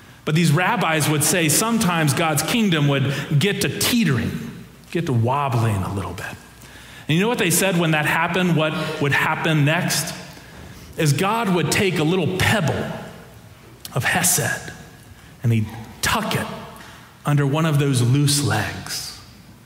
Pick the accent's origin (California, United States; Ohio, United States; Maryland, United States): Ohio, United States; moved away; the church that I grew up in Ohio